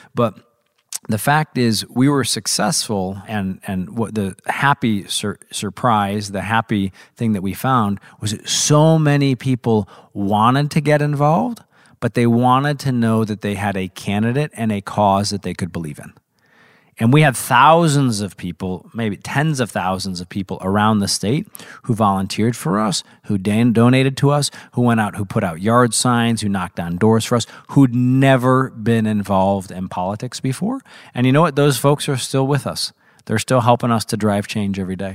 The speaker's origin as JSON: {"language": "English", "region": "Missouri", "country": "United States", "tie": "born or raised there", "said": "I was very fortunate to grow up in Missouri."}